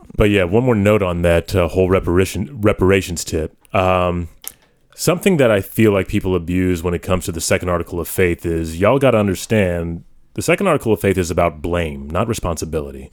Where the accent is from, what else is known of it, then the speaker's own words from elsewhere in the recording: United States; I am an American